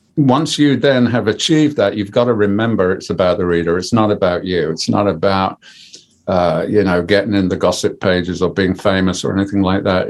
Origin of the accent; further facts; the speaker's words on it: Birmingham, West Midlands, United Kingdom; moved away; also born or lived in Coventry / Sheffield; I'm a Brummie.